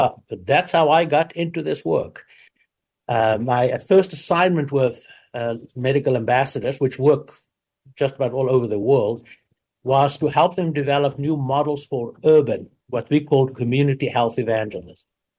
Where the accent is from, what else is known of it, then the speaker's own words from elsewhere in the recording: South Africa; moved away as an adult; now in United States; I grew up in South Africa